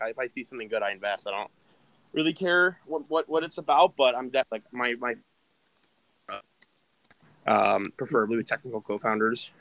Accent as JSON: {"language": "English", "region": "New York", "country": "United States", "said": "I'm from New York"}